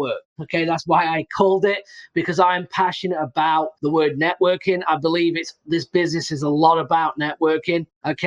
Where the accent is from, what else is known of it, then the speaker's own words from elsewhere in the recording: England, United Kingdom; moved away; I'm from England originally